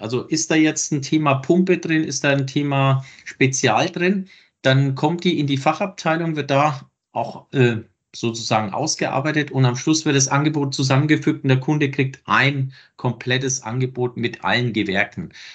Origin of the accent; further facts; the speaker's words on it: Lower Franconia, between Bad Kissingen and Schweinfurt, Bavaria, Germany; ich komme ja hier aus Franken, irgendwo zwischen Bad Kissingen und Schweinfurt